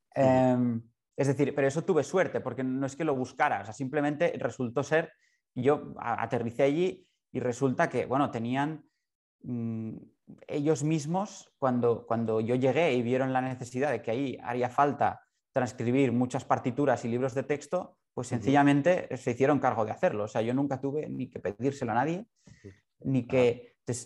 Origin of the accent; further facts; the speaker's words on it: Barcelona, Catalonia, Spain; yo soy de Barcelona, ciego de nacimiento